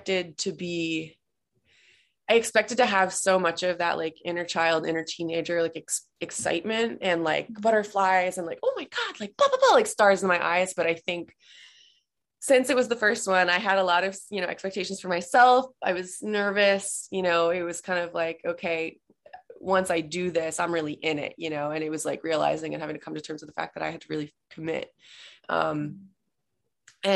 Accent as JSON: {"language": "English", "region": "Massachusetts", "country": "United States", "moved": "as an adult", "lives_now": "Los Angeles, United States", "said": "I am based in LA, but I'm from Massachusetts. I moved here in July of 2019"}